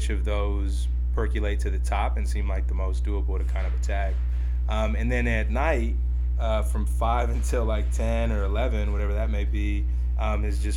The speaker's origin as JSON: {"language": "English", "town": "San Francisco", "region": "California", "country": "United States", "tie": "born or raised there", "said": "I'm a San Francisco Mission District native that grew up, I mean, I'll say throughout the Bay Area, really, but I would say between the peninsula and San Francisco is kind of where I grew up."}